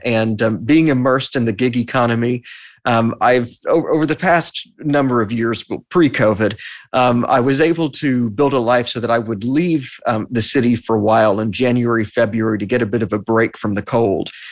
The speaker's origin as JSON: {"language": "English", "region": "Texas", "country": "United States", "moved": "yes", "lives_now": "New York, United States", "said": "I'm from Texas"}